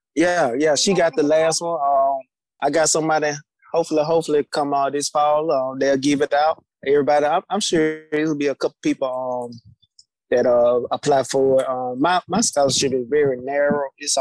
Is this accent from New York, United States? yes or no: no; Jackson, Alabama, United States; I'm from Jackson, man. Hey, born and raised.